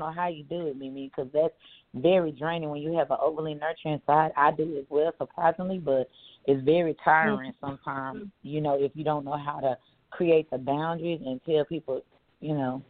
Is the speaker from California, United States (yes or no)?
no; Dallas, Texas, United States; I'm from Dallas, Texas.